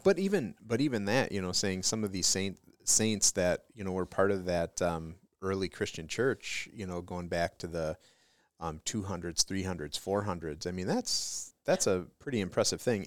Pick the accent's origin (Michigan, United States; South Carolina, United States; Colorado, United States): Michigan, United States; Detroit; I'm from Detroit